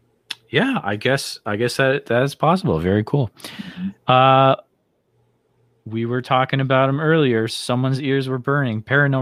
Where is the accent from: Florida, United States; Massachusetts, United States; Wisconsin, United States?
Massachusetts, United States; Western; growing up in Western Mass as a young kid